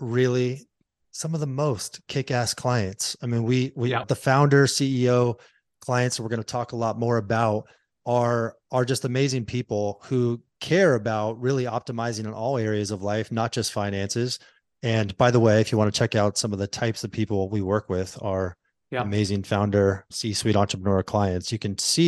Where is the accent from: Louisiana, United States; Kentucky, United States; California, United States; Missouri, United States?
California, United States; San Diego; also born or lived in Santa Monica; I'm a surfer. I'm from San Diego